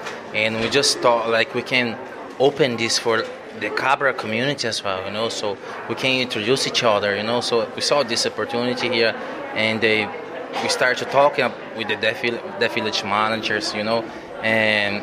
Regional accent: Brazil; moved away as an adult; now in Ireland; I'm from Brazil and I'm in Ireland nearly 10 years

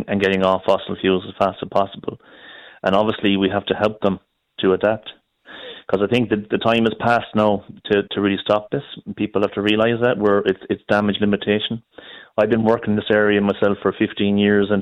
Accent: Galway, Connacht, Ireland; I'm from Galway

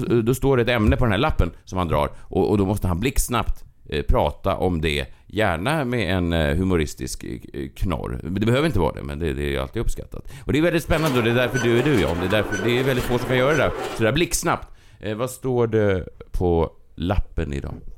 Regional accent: Sweden; vi var från Sverige

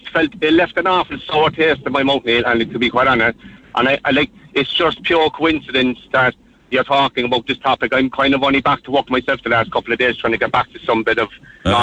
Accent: Cork, Munster, Ireland; now in Mallow, Ireland; we're living in Mallow, but we're originally from Dublin Hill in Cork. I'm living in Mallow 17 years.

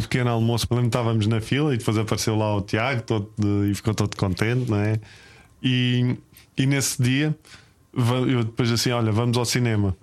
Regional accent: Lisbon, Portugal; Eu sou dos Olivais, né? Sou malta dos Olivais

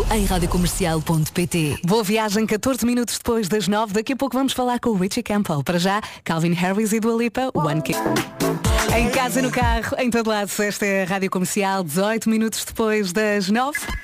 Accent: Lisbon, Portugal; also born or lived in Vila Franca de Xira; eu nasci em Lisboa, depois uh, fui para a periferia.

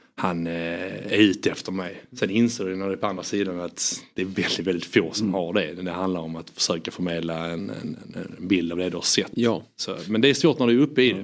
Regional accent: Landskrona, Skåne, Sweden; moved away; also born or lived in England; jag är skåning från Landskrona.

